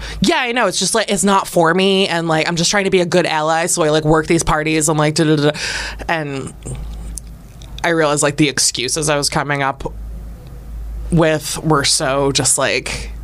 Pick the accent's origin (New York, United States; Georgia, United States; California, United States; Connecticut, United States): New York, United States; Rochester; I'm from Western New York, Rochester